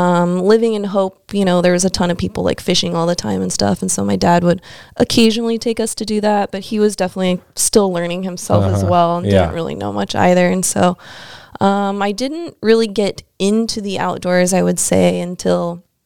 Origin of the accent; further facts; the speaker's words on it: California, United States; born there; So I wasn't born in Alaska. I was actually born in California.